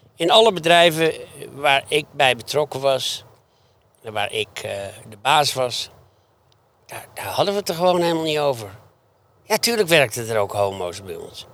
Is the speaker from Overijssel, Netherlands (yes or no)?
no; Beverwijk, North Holland, Netherlands; Ik kom uit Beverwijk. ik werkte vaak op op de tuinderij en de landerij, weet je, gewoon als kind